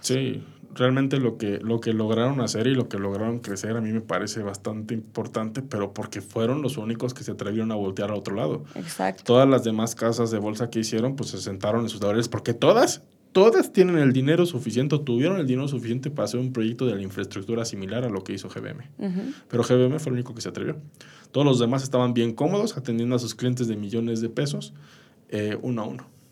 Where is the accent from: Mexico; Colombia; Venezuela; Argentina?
Mexico; como mexicanos